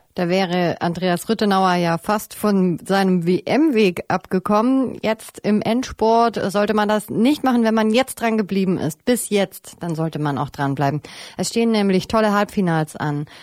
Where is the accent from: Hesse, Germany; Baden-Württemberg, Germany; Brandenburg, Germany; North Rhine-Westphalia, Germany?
Baden-Württemberg, Germany; the Stuttgart area; Ich komme ja auch aus der Ecke